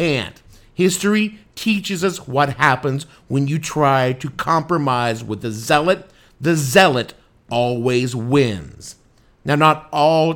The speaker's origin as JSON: {"language": "English", "region": "Tennessee", "country": "United States", "tie": "born or raised there", "said": "my home state of Tennessee"}